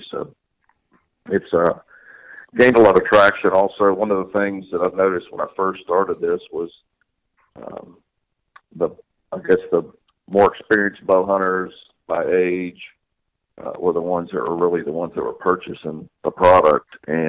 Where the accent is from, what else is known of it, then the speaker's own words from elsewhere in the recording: Louisiana, United States; born there; also born or lived in Mississippi / Florida / Alabama; I was born in Louisiana, lived in Mississippi, lived in Florida, lived in Alabama, so I'm pretty much a southern guy myself